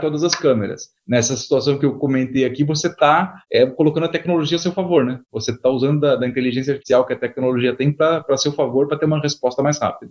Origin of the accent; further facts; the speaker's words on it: São Paulo, Brazil; eu sou nascido aqui em São Paulo, nascido e criado aqui em São Paulo